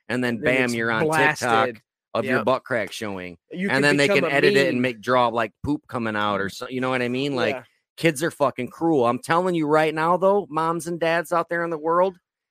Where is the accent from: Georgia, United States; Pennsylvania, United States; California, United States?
California, United States; Belvedere; I grew up in Belvedere, so it was a lot of Mexican gangs